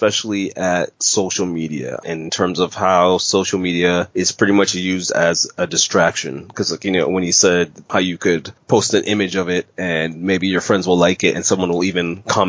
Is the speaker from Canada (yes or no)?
yes; Canada; As a Canadian